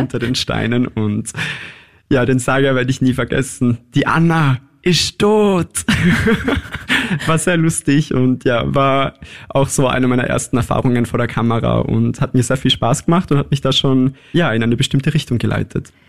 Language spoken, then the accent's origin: German; Innsbruck, Tyrol, Austria; also born or lived in Scheibbs, Lower Austria; Geboren in Scheibs in Niederösterreich, das stimmt, aufgewachsen aber größtenteils in Innsbruck.